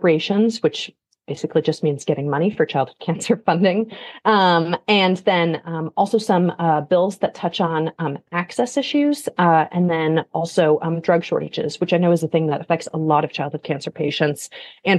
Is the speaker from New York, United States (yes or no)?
no; Alaska, United States; moved away; I'm from Alaska originally